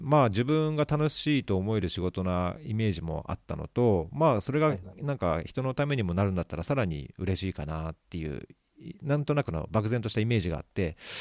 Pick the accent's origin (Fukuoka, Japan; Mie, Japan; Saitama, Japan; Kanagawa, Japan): Saitama, Japan; 僕も埼玉出身